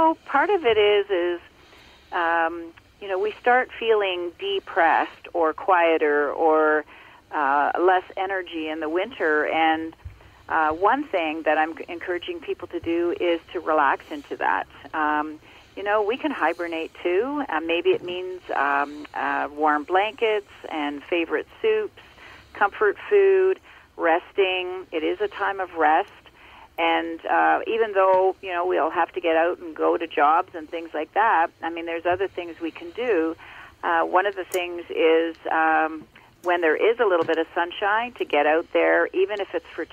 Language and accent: English; Ontario, Canada; also born or lived in Muskoka, Ontario; I grew up in Ontario, and I now live in Muskoka in Ontario as well.